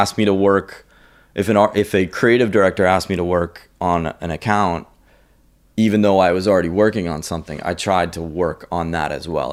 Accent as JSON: {"language": "English", "town": "Andover", "region": "Massachusetts", "country": "United States", "tie": "born or raised there", "said": "I grew up in the north shore of, uh, Boston in a town called Andover."}